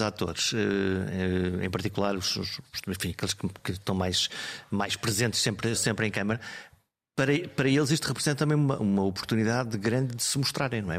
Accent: Alto Minho, Norte, Portugal; eu sou do Alto Minho

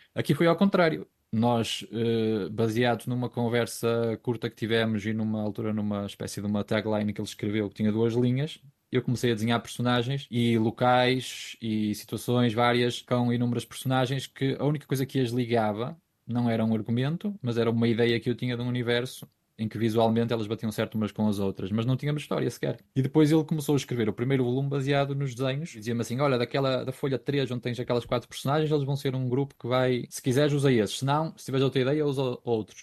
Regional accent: Ponte de Lima, Norte, Portugal; moved away as an adult; also born or lived in Guimarães; Eu sou de Ponte Lima, aliás, eu sou de Estorãos, que é uma aldeia de Ponte Lima

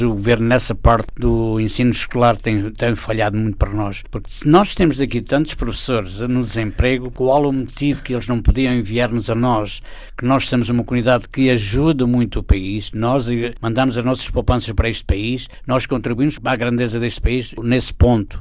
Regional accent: Torres Vedras, Lisbon, Portugal; moved away as an adult; now in Philadelphia, United States; Torres Vedras foi onde eu nasci, claro, tenho sempre no coração aquela terra.

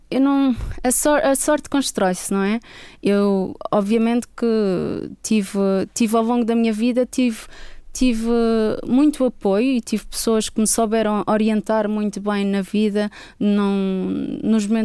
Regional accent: Madeira, Portugal; also born or lived in Stockholm; eu sou é madeirense, tenho 30 anos

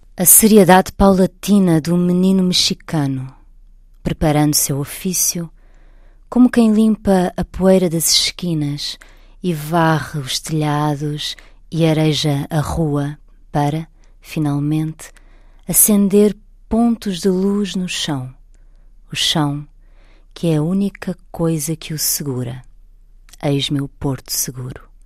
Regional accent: Portugal; moved away as an adult; also born or lived in Brazil; sou portuguesa, estou em Portugal.

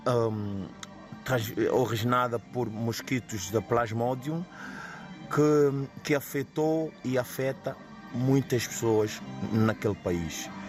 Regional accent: São Tomé & Príncipe; moved away; eu, eu como santomense que sou, o meu país

